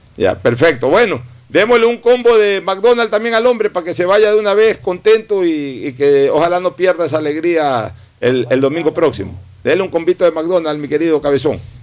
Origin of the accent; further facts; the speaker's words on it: Guayaquil, Guayas, Ecuador; como guayaquileño